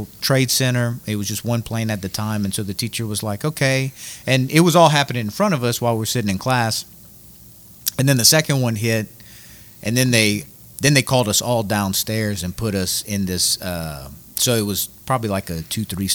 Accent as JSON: {"language": "English", "town": "Scott", "region": "Louisiana", "country": "United States", "tie": "born or raised there", "said": "I went to Acadiana High. And so I'm from Scott, went to Acadiana High, went to Scott Middle"}